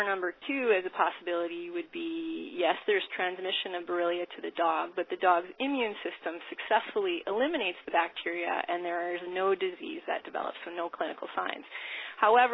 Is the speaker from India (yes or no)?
no; Winnipeg, Manitoba, Canada; moved away as an adult; also born or lived in Saskatoon / United States; I'm from Winnipeg originally